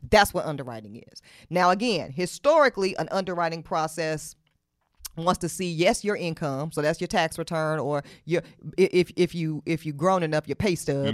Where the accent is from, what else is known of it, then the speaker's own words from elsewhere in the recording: Charlotte, North Carolina, United States; In Charlotte, my hometown